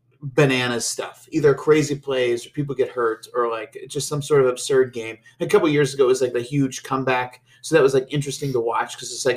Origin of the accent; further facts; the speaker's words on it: Pittsburgh, Pennsylvania, United States; moved away; also born or lived in near Cincinnati; I don't think of myself as a native Pennsylvanian. I'm not from Pennsylvania. I'm from Pittsburgh.